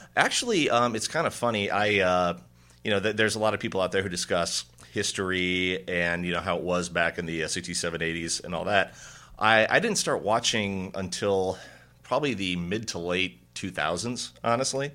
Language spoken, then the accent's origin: English; Indiana, United States; I'm from Indiana.